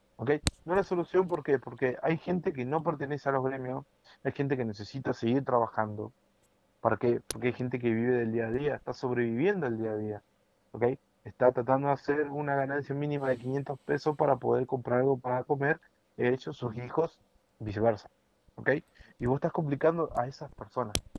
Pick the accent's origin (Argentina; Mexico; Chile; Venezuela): Argentina; Me cuesta dejar mi país porque es un país que yo, cuando era muy chico, conocí una parte que ahora ya no existe.